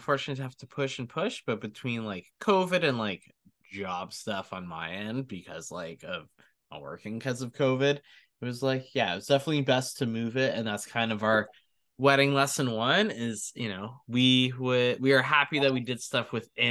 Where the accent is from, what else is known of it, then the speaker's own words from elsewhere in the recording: Canada; We had a couple people being like, we'll do your flowers, we'll do your makeup, and we're like, we're Canadian, but thank you guys.